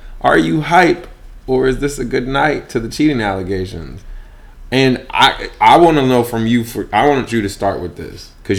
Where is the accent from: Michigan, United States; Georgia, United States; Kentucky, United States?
Michigan, United States; Yeah, I'm from Michigan.